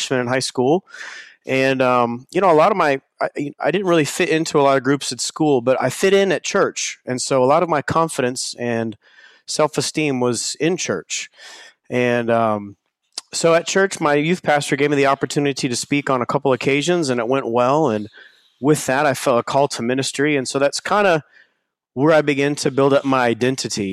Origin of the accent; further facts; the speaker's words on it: Rockwall, Texas, United States; I grew up in the back streets of Rockwall, Texas.